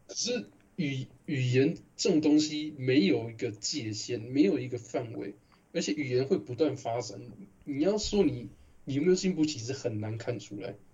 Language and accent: Chinese; Taiwan; accent: Taiwanese; 我一开始我口音根本很台式的